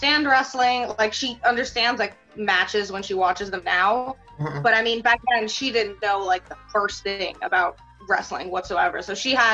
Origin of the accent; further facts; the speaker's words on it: New York City, New York, United States; English is a second language; also born or lived in Moscow, Russia; growing up in Queens